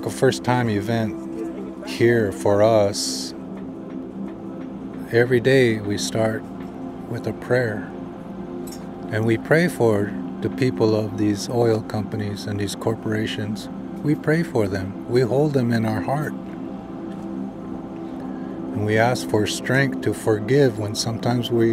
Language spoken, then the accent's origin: English; United States; I'm a Standing Rock Lakota.